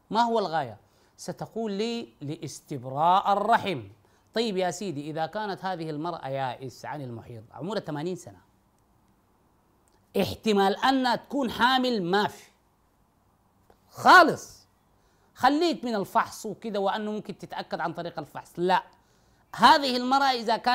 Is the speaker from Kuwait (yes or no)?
no; Sudan; تحبس وتلبس الابيض وتمنع من الطيب وتنوم على السباتة على الأقل هذا عندنا في السودان بتنوم على الأرض